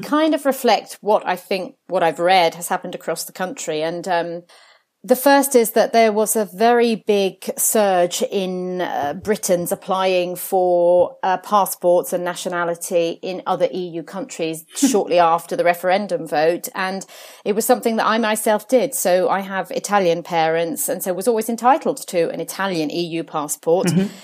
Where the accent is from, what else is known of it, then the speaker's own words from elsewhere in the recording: Jersey; now in London, United Kingdom; I was actually born on the island of Jersey in the Channel Islands, oh, where, where my parents had moved to from Italy